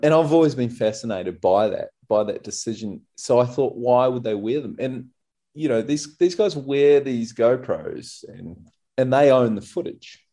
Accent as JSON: {"language": "English", "country": "New Zealand", "moved": "yes", "lives_now": "Australia", "said": "I'm a Kiwi, so we'd so often go back to New Zealand"}